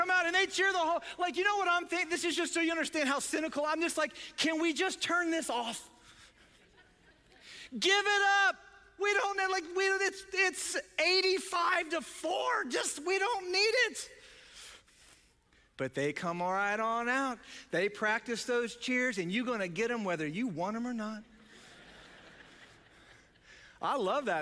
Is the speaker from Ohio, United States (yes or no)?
yes; Ohio, United States; we're from Ohio, we're north of the Mason-Dixon line